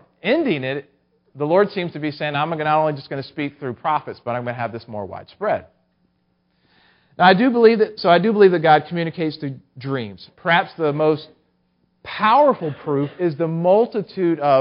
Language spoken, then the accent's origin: English; Maryland, United States; moved away; I grew up in Maryland, and now I only live about 2 hours away from where the Boston Celtics actually play